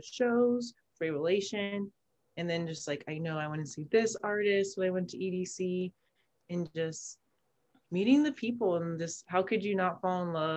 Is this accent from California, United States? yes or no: no; Las Vegas, Nevada, United States; also born or lived in Arizona; I'm originally from Arizona, but I've been in Vegas since third grade, so raised